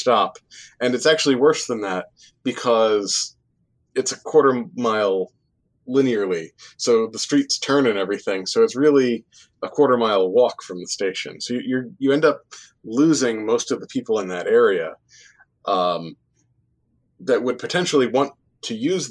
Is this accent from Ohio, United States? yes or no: no; New Jersey, United States; also born or lived in Worcester, Massachusetts; I grew up in New Jersey